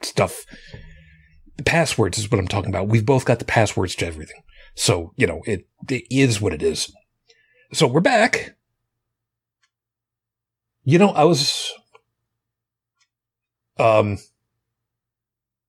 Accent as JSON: {"language": "English", "area": "Long Island", "region": "New York", "country": "United States", "tie": "born or raised there", "said": "where I grew up on Long Island"}